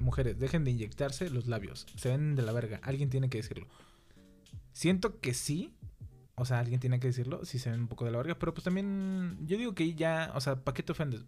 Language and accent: Spanish; Mexico